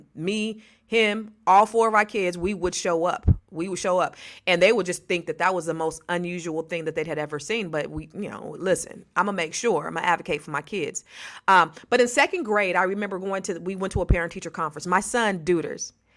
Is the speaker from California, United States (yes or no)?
yes; the Bay Area, California, United States; I'm from the Bay as well